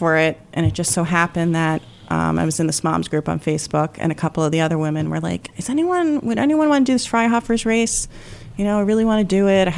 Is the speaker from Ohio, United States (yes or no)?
no; Shoreham, New York, United States; now in Guilderland, United States; I grew up on Long Island, so Shoreham